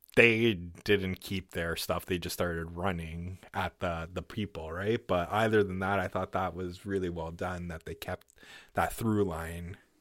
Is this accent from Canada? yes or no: yes; Canada; I'm fucking Canadian